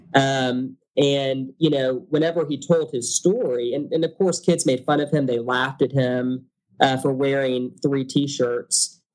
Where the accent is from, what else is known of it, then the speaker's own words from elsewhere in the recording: Beaumont, Texas, United States; now in Houston, United States; I'm from Beaumont, Texas originally, um, which is a little bit east of Houston